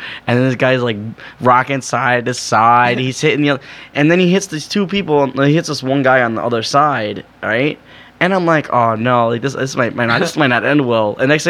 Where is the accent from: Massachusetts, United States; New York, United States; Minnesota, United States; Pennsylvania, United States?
New York, United States; He's like, where are you from? I was like, New York